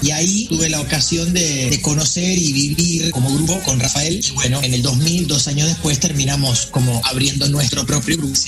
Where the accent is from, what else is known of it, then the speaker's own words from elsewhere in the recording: Uruguay; Y yo, uruguayo